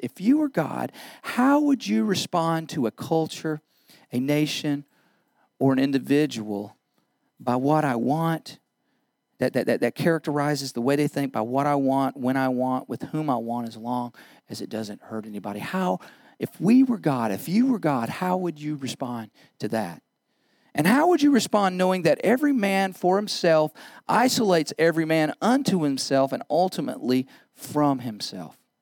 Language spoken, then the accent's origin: English; United States; As Americans